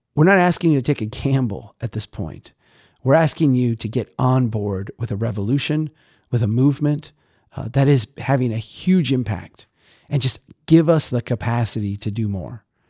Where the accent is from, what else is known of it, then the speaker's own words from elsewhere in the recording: Minnesota, United States; I'm Minnesotan